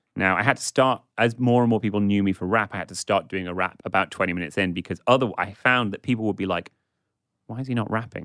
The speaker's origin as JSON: {"language": "English", "region": "England", "country": "United Kingdom", "tie": "born or raised there", "said": "a middle class white guy growing up in England"}